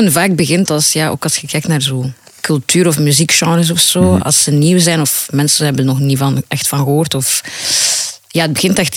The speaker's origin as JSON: {"language": "Dutch", "town": "Ghent", "region": "Flanders", "country": "Belgium", "lives_now": "Brussels, Belgium", "said": "Gent is meer, laten we zeggen, ja, ik kom van Gent. {S3} Mhm. {S2} En nu ja, woon ik in Brussel."}